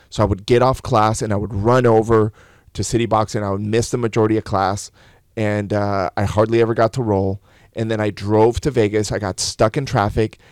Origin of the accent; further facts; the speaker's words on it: León, Guanajuato, Mexico; I was born in León, Guanajuato